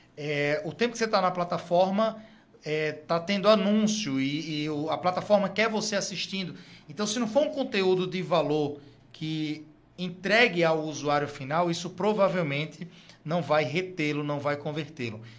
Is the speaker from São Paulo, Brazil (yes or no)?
no; Natal, Rio Grande do Norte, Brazil; also born or lived in Fortaleza / Brasília; sou do Rio Grande, do Norte, Natal.